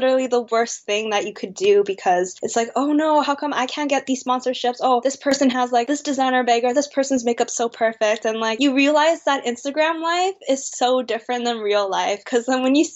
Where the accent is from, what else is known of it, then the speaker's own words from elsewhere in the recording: Canada; also born or lived in Vancouver, British Columbia; I'm Canadian-born Chinese. I do not speak any Chinese whatsoever